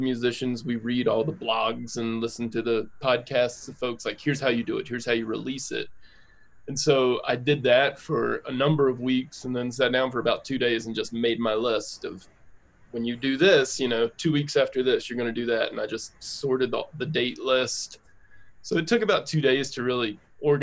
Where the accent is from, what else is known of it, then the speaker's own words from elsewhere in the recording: North Carolina, United States; now in Denver, United States; I live in Denver. I am from North Carolina